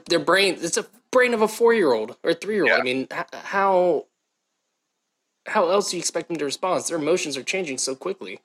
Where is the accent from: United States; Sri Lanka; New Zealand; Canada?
United States; Southern Ohio; also born or lived in Baltimore, Maryland; grew up in Ohio, Southern Ohio